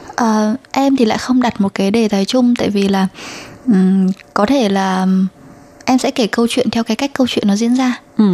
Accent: Vietnam; now in Taiwan; người Việt Nam ở Đài Loan

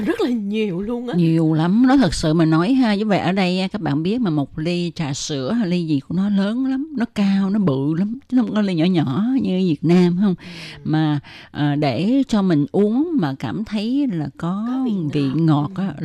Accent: Vietnam; now in Taiwan

